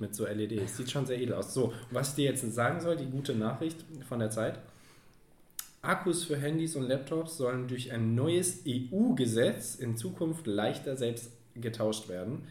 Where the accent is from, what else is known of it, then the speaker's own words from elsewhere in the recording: Frankfurt am Main, Hesse, Germany; wir als Frankfurter